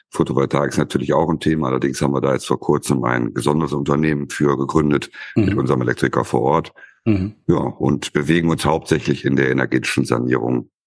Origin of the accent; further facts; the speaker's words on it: Wesel, North Rhine-Westphalia, Germany; ich komme oder wir kommen aus Wesel, äh, Büderich. Äh, Büderich ist dann auch der Ortsteil und das Ganze liegt am